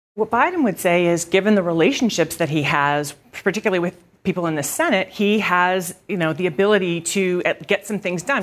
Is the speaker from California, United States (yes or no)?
no; Texas, United States; I'm from Texas